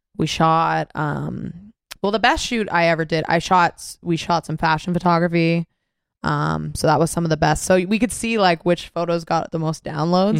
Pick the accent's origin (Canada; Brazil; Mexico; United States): Canada; Mississauga, Ontario; also born or lived in Toronto; I'm from Mississauga. Didn't really know Toronto that well.